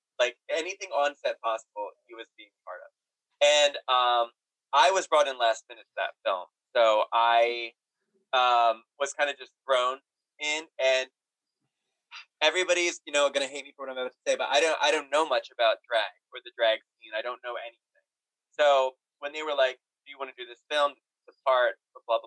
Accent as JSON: {"language": "English", "region": "New York", "country": "United States", "said": "as a New Yorker"}